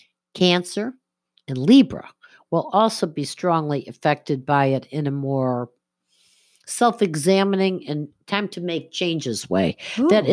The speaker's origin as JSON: {"language": "English", "town": "Buffalo", "region": "New York", "country": "United States", "tie": "born or raised there", "said": "I was born in Buffalo"}